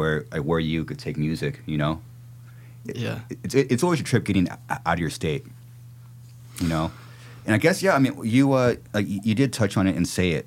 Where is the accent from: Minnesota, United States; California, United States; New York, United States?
California, United States; I'm from California